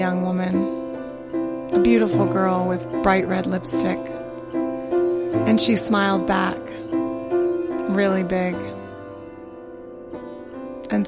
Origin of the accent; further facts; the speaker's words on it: Arizona, United States; moved away; I'm from Arizona